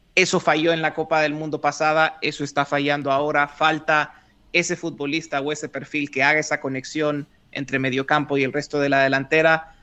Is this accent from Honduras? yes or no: yes; Honduras; moved away as an adult; also born or lived in western New York State, United States; Honduras, de donde yo soy